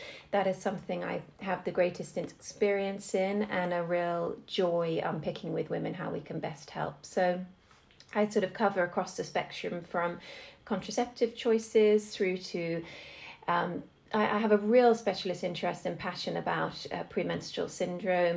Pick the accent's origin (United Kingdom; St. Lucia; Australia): United Kingdom; Oxfordshire, South East England; moved away as an adult; also born or lived in New York / Edinburgh / Southampton; I born and bred in Oxfordshire